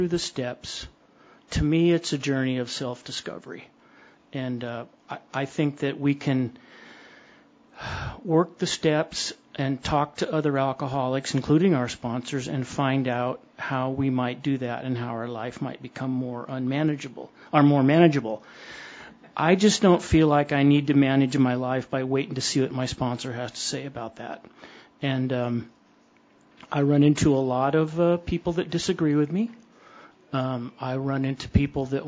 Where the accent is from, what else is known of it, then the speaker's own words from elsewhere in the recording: Modesto, California, United States; My tag says I'm from Roseville, but I'm from Modesto